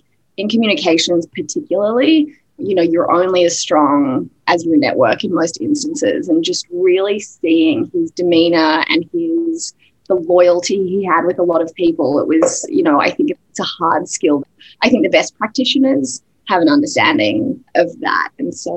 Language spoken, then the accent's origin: English; Sydney, New South Wales, Australia; moved away as an adult; now in United States; I am Australian originally. I've been in the US for 8 years and still, you know, really holding on to my accent, but grew up in Sydney